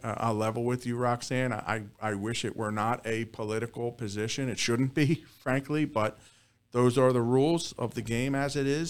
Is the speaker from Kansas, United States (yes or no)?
no; Southampton, Pennsylvania, United States; I'm a Bucks County native. Actually, we're sitting in the town that I grew up in Southampton